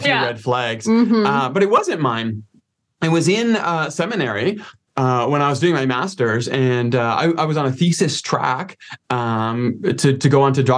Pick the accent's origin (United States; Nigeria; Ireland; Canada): Canada; Toronto, Ontario; moved away as an adult; now in Calgary, Canada; originally I'm from the Toronto area in Scarborough and made my way west